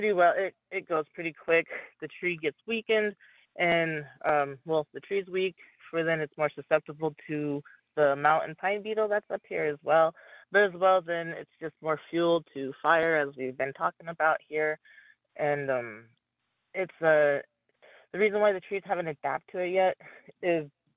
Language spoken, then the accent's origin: English; Wind River Reservation, Wyoming, United States; now in Flathead Reservation, Montana, United States; I grew up in Wyoming on the Wind River Reservation.